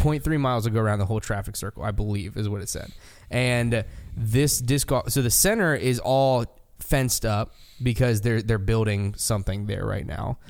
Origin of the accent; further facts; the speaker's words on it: United States; as an American